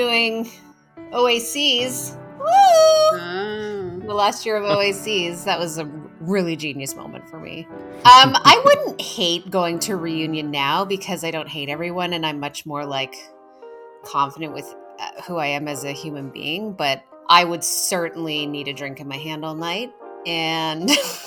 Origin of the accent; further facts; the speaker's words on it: Almonte, Ontario, Canada; I'm from Elmont